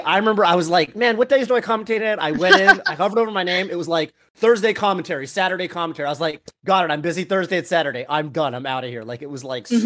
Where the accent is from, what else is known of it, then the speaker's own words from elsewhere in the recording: New England, United States; I'm from New England